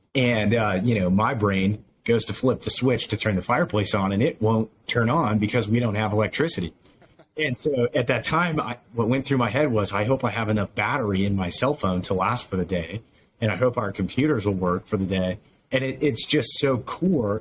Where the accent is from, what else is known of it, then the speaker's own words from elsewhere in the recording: Utah, United States; now in Idaho, United States; I grew up in Utah